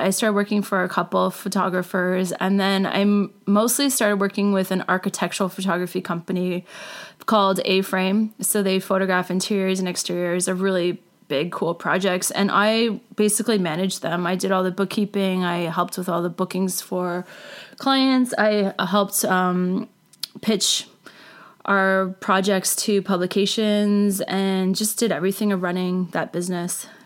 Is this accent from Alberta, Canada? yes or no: no; Port Hope, Ontario, Canada; I grew up in a small town in Ontario called Port Hope. It's about an hour east of Toronto, just off the 401.